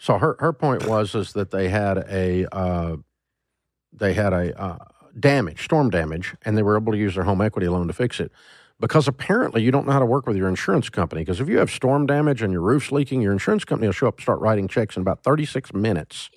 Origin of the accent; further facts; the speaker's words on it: Antioch, Tennessee, United States; I'm from Antioch, Tennessee